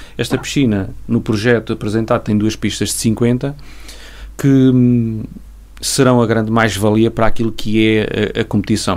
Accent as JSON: {"language": "Portuguese", "town": "Castelo Branco", "region": "Centro", "country": "Portugal", "moved": "yes", "lives_now": "Vila Real, Portugal", "said": "eu não sou de Vila Real, eu sou, venho, a minha origem é Castelo Branco"}